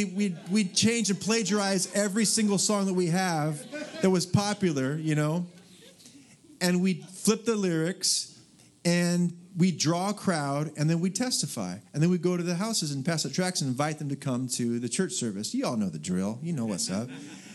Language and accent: English; Dallas, Texas, United States; Normally, I'm kind of a, like I said, I'm from Dallas, Texas.